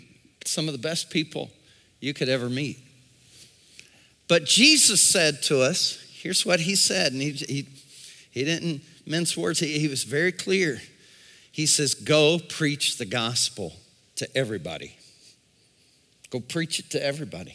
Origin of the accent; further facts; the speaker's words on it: United States; I was born in America